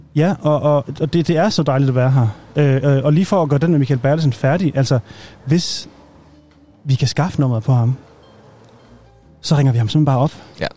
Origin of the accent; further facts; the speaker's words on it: Aalborg, North Denmark Region, Denmark; jeg er jo selv nordjyde, jeg er fra Aalborg